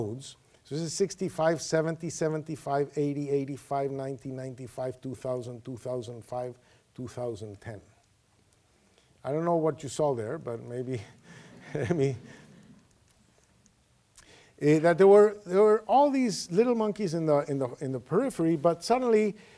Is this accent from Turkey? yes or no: no; Venezuela; I come from Venezuela.